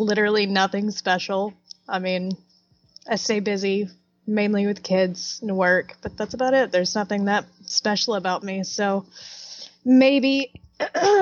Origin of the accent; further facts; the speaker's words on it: Altus, Arkansas, United States; also born or lived in Ozark, Arkansas; I'm actually from Altus. I'm an Altusian